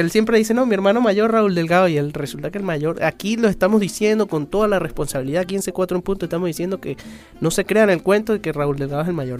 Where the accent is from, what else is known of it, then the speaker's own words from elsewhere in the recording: Andean Venezuela, Venezuelan Andes, Venezuela; yo soy muy gocho